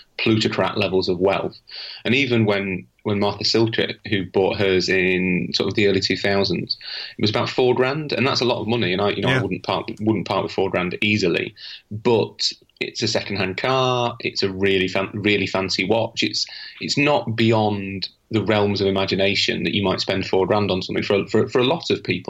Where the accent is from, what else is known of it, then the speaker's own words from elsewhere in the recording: United Kingdom; being British